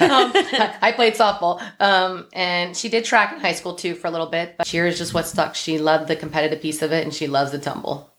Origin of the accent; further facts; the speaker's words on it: Ohio, United States; moved away as an adult; I'm from Ohio. We moved here um, when Kat was a year old.